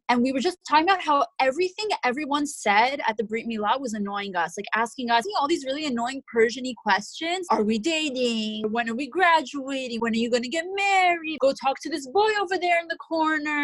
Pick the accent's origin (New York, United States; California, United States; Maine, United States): New York, United States; born and raised in New York, a very proud New Yorker.